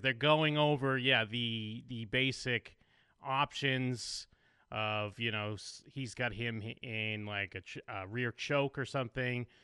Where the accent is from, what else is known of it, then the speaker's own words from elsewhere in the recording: United States; I'm American